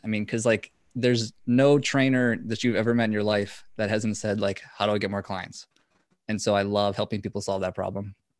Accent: Minnesota, United States; I'm from Minnesota

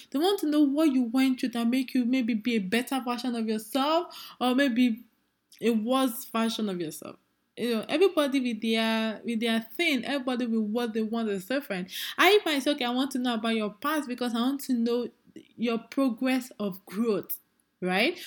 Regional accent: Nigeria; as a Nigerian lady that I am

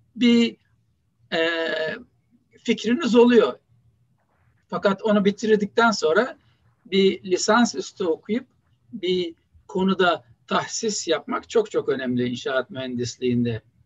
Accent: Istanbul, Turkey; moved away as an adult; also born or lived in Boston, United States / Mississippi, United States; now in Buffalo, United States; İstanbul Samatya Hastanesi doğumluyum. Ee, Beyazıt İlkokulu'nu bitirdim. Ondan sonra Vefa Lisesi'nde ortaokul ve liseyi bitirdim.

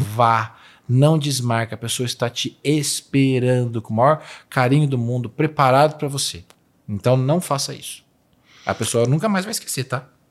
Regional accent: Poços de Caldas, Minas Gerais, Brazil; moved away; also born or lived in Alfenas; Eu nasci em Posto de Caldas. Eu sou de Minas

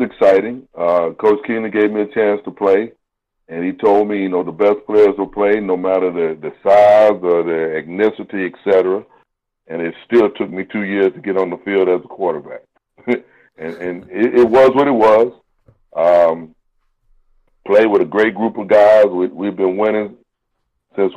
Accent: San Angelo, Texas, United States; moved away as an adult; also born or lived in Fayetteville, Arkansas; I grew up playing in San Angelo, Texas

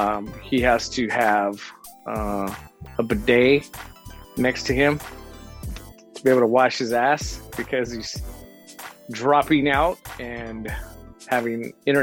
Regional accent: San Diego, California, United States; I'm from Dago.

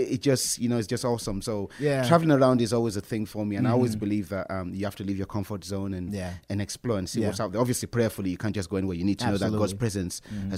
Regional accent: Nigeria; moved away as an adult; also born or lived in Birmingham, United Kingdom; now in London, United Kingdom; I was born in Birmingham. I left for Africa when I was 6 years old.

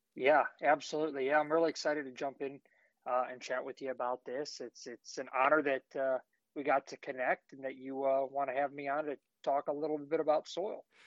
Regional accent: Ohio, United States; I grew up in Ohio, manage our family property that's uh, just under 250 acres

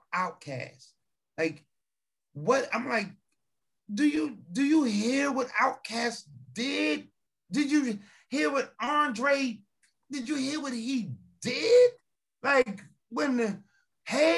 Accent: Lakewood, New Jersey, United States; accent: Jersey; also born or lived in Detroit, Michigan / Atlantic City, New Jersey / Newark, New Jersey; I was born in Lakewood, New Jersey, and I was raised in between Atlantic City, Newark, all that, all up and down

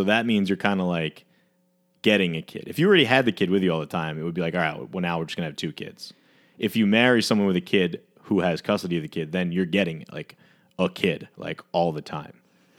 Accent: Alabama, United States; I'm from Alabama and I was a pageant show.

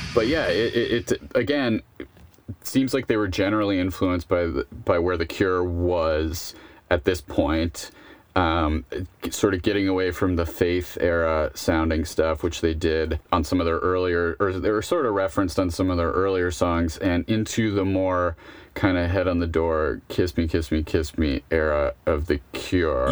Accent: Buffalo, New York, United States; I'm from Buffalo

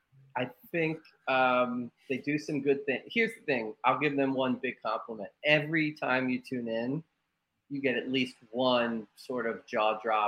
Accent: Bucks County, Pennsylvania, United States; I'm a kid from Bucks County

